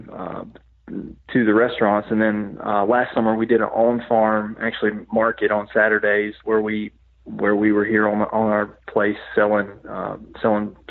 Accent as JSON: {"language": "English", "region": "Western North Carolina", "country": "United States", "tie": "born or raised there", "moved": "as an adult", "lives_now": "Middle Tennessee, United States", "said": "I grew up, I grew up over in Western North Carolina, and now, of course, I live in Middle Tennessee"}